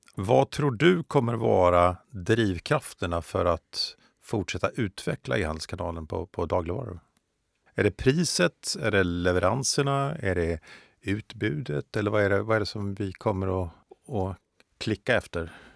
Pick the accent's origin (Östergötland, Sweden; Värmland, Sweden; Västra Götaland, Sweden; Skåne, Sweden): Östergötland, Sweden; landsbygdsperspektivet som jag står för som östgöte eh, och eh, boende i en mindre eh, by utanför Norrköping